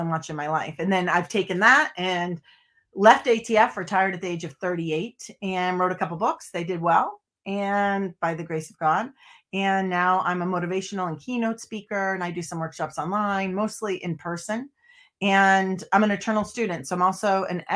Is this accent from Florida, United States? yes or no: no; Boston, Massachusetts, United States; moved away; I'm from Boston originally